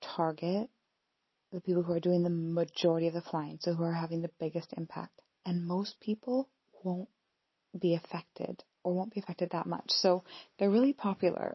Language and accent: English; Pacific Northwest, Washington, United States; moved away as an adult; also born or lived in Scotland; now in United Kingdom; I'm from the Pacific Northwest in the US